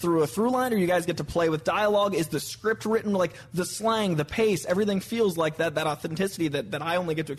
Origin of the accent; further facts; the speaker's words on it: United States; as an American